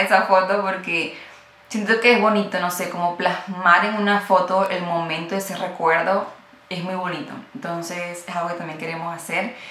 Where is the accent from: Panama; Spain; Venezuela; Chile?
Venezuela; moved away; yo soy venezolana